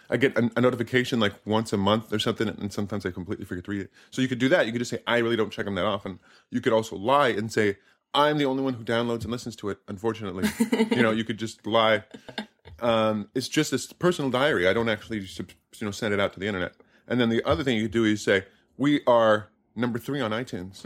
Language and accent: English; United States